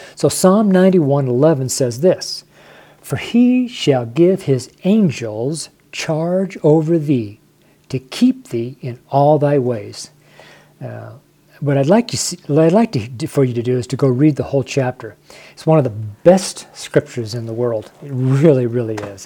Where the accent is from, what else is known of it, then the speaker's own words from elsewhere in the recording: Reno, Nevada, United States; I'm from Reno, Nevada